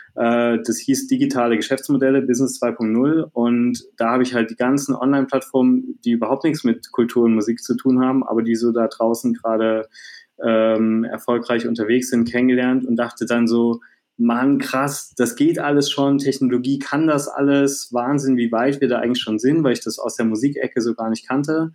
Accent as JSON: {"language": "German", "town": "Dresden", "region": "Saxony", "country": "Germany", "tie": "born or raised there", "said": "ich bin gebürtiger Dresdner, habe auch in ja. Dresden äh, dann zu der Zeit gelebt"}